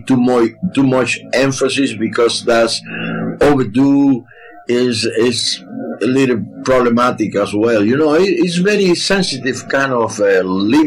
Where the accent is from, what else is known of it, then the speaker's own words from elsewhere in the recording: Artemisa, Cuba; moved away; I grew up in Artemisa, you know, a small village in the middle of the countryside of the island